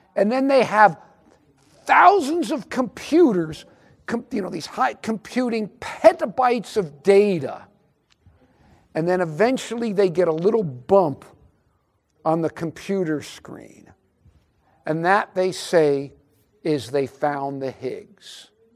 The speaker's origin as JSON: {"language": "English", "town": "Albany", "region": "New York", "country": "United States", "tie": "born or raised there", "said": "I was born in Albany, New York"}